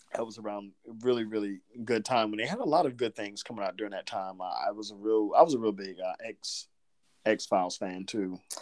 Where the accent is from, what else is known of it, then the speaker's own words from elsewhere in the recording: Southern Georgia, United States; I'm from I'm from Southern Georgia, but my mom was from New York and I've got like this little weird thing that goes in and out